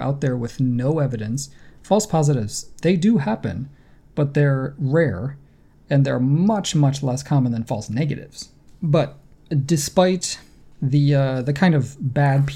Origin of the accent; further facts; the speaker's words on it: New York, United States; I grew up in New York State